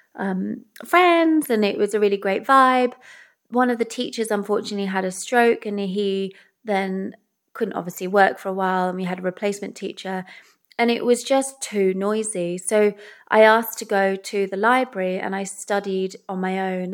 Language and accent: English; England, United Kingdom; also born or lived in Wales; I'm English